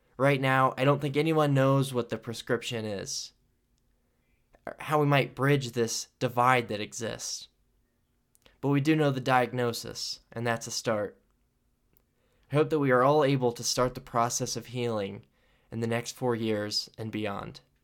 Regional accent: United States

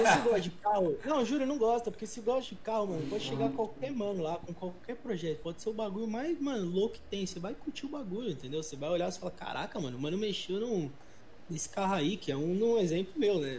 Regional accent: São Paulo, Brazil; eu tenho 22 anos, mano, sou de São Paulo, é professor de inglês

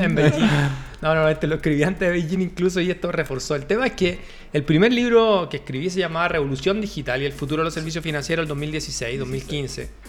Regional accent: Chile; somos de Chile

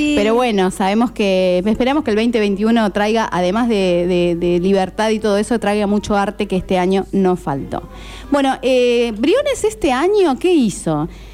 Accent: Córdoba, Argentina; moved away as an adult; also born or lived in Esquel, Chubut; now in Necochea, Argentina; Soy cordobesa. Y me vine a vivir a Necochea hace 10 años

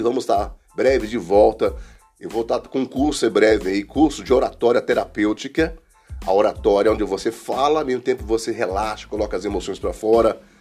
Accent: Brasília, Federal District, Brazil; Fui criado aqui, vim para cá para Guará. Eu tinha uns 7 anos.

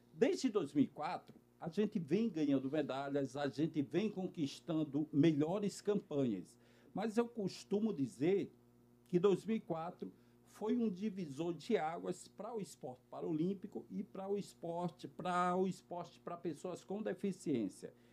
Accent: Natal, Rio Grande do Norte, Brazil; now in Rio de Janeiro, Brazil; Mas eu sou de Natal, no Rio Grande do Norte, né? E, meninos, nasci com uma paralisia cerebral

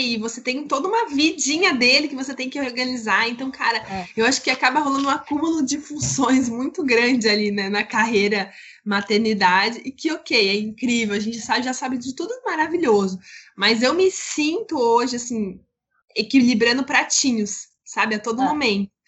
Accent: São Paulo, Brazil; moved away as an adult; now in Rio de Janeiro, Brazil; eu sou de São Paulo, meu marido do Rio Grande do Sul

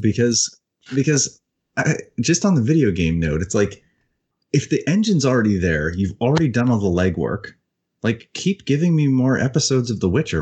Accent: Canada; I don't speak French, as embarrassing as that is as a Canadian

